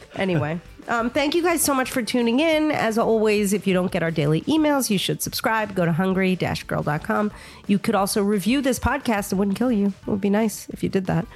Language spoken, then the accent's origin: English; New York, United States; I grew up in New York